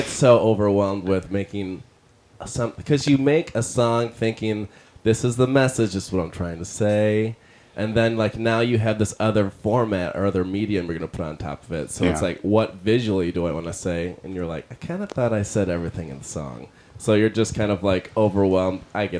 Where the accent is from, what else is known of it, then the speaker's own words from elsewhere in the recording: Detroit, Michigan, United States; Detroit, Michigan.